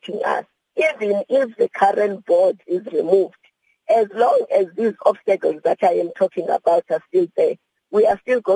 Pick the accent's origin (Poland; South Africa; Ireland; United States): South Africa; as a South African